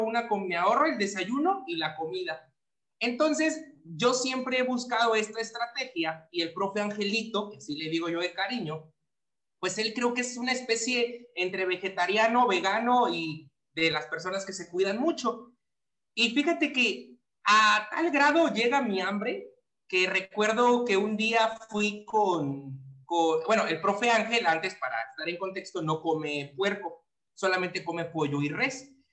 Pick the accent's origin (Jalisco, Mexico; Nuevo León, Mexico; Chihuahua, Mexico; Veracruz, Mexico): Veracruz, Mexico; Papantla; moved away as an adult; mi pueblito